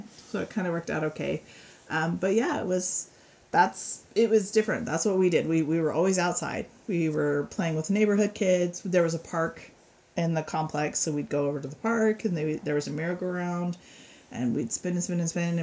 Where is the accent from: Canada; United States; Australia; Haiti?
United States; Denver, Colorado; I grew up in Denver